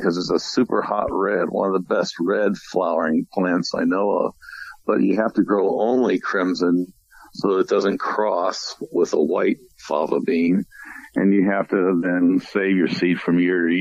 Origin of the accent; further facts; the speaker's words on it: St. Louis, Missouri, United States; I grew up in St. Louis, and the cattle yards were still down in downtown St. Louis